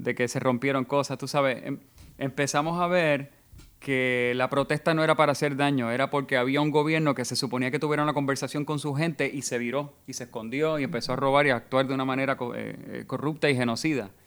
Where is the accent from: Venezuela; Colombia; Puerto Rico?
Puerto Rico; somos negros, europeos y taínos